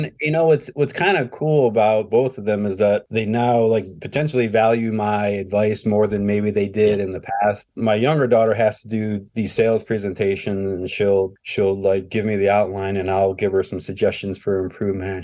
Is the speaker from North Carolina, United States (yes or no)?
no; Ohio, United States; i was born and raised here in ohio